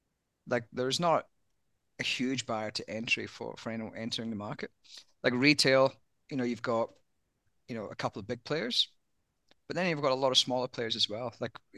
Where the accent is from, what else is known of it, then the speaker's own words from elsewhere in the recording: Scotland, United Kingdom; accent: Australian; but as a Scotsman, many people don't realize I'm Scottish. With my Aussie accent.